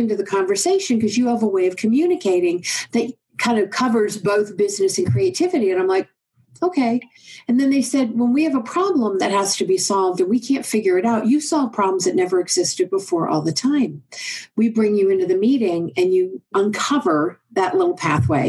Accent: Oklahoma, United States; I'm from Oklahoma

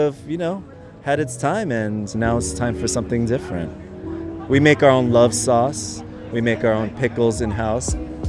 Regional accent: Los Angeles, California, United States; I'm from Koreatown, born and raised. Koreatown has always been vibrant, alive with so many restaurants, so many bars. You know, I was clubbing in K-Town when I was 15.

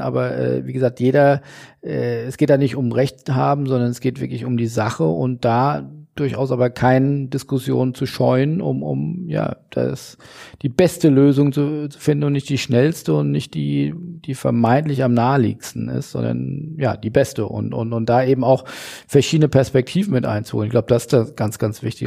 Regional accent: Hesse, Germany; im hessischen heimischen äh, Weinberg

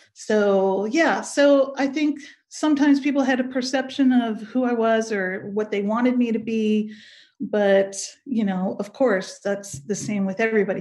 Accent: Pleasanton, California, United States; I grew up in Pleasanton, uh, California, uh, which is outside of the Bay Area

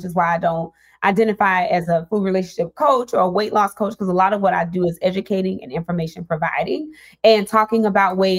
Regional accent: Mississippi, United States; I'm from Mississippi. I was born and raised

